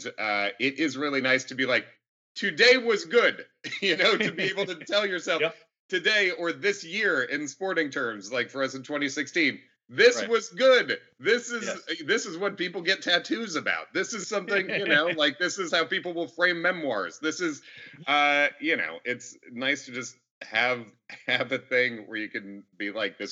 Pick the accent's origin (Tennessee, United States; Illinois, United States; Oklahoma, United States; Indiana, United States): Illinois, United States; Chicago; moved away; also born or lived in New York; I grew up mostly in Chicago